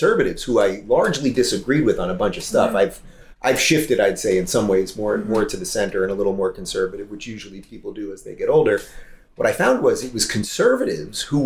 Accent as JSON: {"language": "English", "region": "New York", "country": "United States", "tie": "born or raised there", "said": "I grew up in New York in a largely liberal family."}